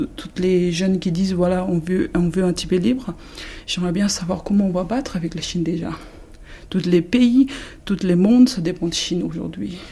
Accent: India; moved away as an adult; now in France; je suis née en Inde. J'ai grandi en Inde jusqu'à 19 ans.

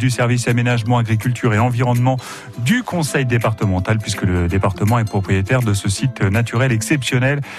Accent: Sarthe, Pays de la Loire, France; C'est aussi un espace naturel sensible exceptionnel chez nous en Sarthe.

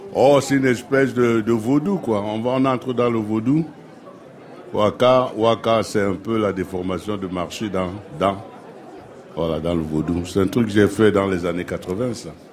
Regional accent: Cameroon; je suis camerounais

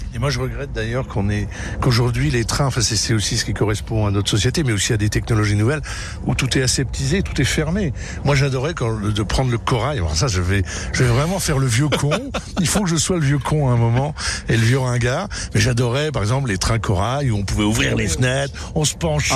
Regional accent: Vosges, Grand Est, France; also born or lived in Nancy; je suis vosgien de cœur

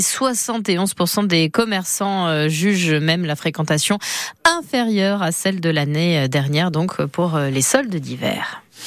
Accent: Brittany, France; chez nous en Bretagne

